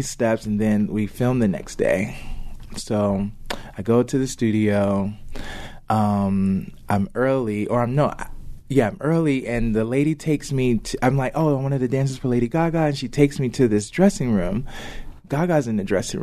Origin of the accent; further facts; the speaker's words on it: Chicago, Illinois, United States; I'm from Chicago